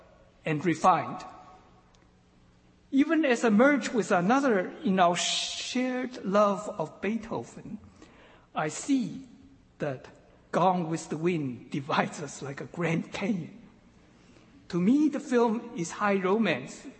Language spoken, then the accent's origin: English; eastern China, China; moved away; had I never left my hometown in humid eastern China